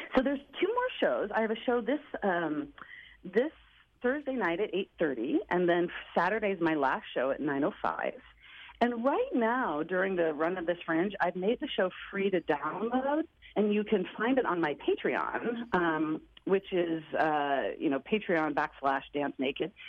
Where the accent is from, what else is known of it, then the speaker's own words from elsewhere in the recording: Portland, Oregon, United States; Portland, where I'm from